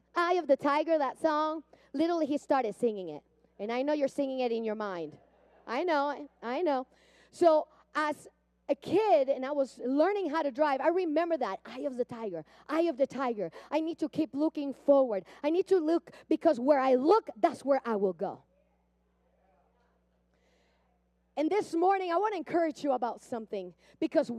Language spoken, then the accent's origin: English; Puerto Rico; moved away; I grew up in Puerto Rico. I don't know if you hear the accent.